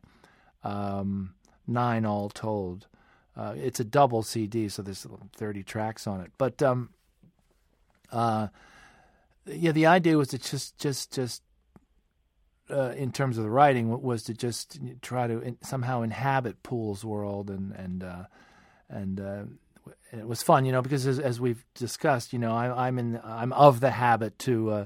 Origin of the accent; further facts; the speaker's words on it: Westchester County, New York, United States; I grew up outside of New York in the suburbs of Westchester County